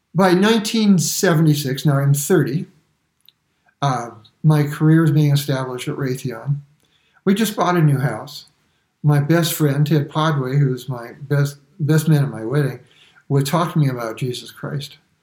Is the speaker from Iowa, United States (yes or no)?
no; New York City, New York, United States; I was born in Brooklyn and I never saw the inside of a church or a synagogue for that matter until I was in my 20s.